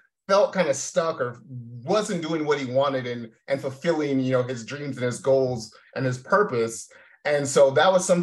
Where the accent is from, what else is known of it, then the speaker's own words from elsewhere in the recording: Tacoma, Washington, United States; moved away; I'm originally born and raised in Tacoma, Washington. So about 30 minutes south of Seattle